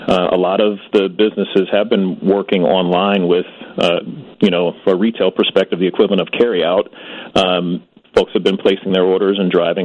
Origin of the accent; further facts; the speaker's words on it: Chicago, Illinois, United States; I'm a Chicagoan, born and raised here, never lived anywhere else.